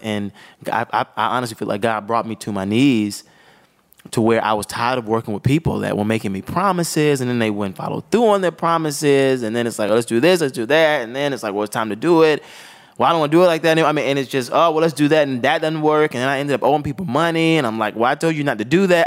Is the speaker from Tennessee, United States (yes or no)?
no; Augusta, Georgia, United States; started in Augusta, Georgia